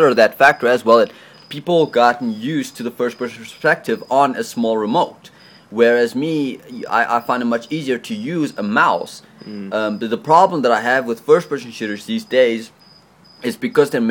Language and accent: English; South Africa; I am a South African.